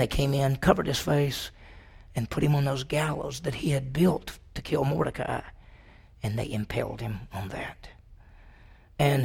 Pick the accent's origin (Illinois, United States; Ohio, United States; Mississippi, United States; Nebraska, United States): Mississippi, United States; also born or lived in Dallas, Texas; now in Stillwater, United States; I grew up in Mississippi